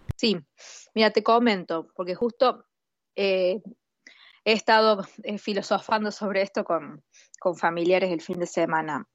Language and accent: Spanish; Argentina; como argentina